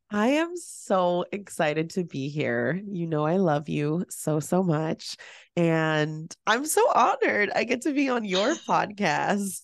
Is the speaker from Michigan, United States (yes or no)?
no; San Francisco, California, United States; I am born and raised in the San Francisco Bay Area. I was born in San Francisco